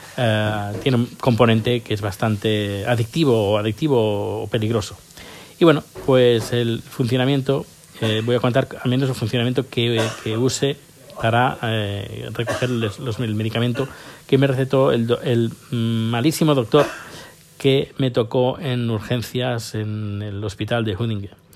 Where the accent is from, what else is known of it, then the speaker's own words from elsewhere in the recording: Spain; moved away; yo hace casi 10 años que salí de, de la península ibérica